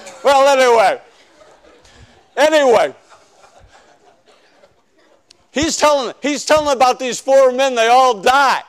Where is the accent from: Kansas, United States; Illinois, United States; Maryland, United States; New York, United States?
Illinois, United States; Chicago; I'm from South Side of Chicago